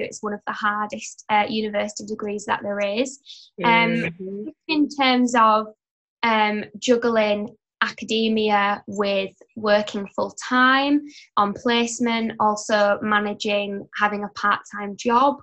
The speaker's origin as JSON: {"language": "English", "region": "Yorkshire and the Humber", "country": "United Kingdom", "tie": "born or raised there", "said": "I'm from up north in West Yorkshire. I am a third year studying children's nursing, and I study in my hometown where I live."}